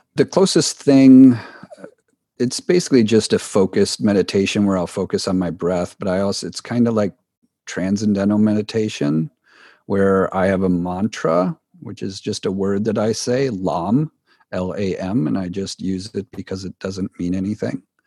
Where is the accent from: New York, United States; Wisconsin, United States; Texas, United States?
Wisconsin, United States; growing up in Wisconsin, which is a cold part here of the U S.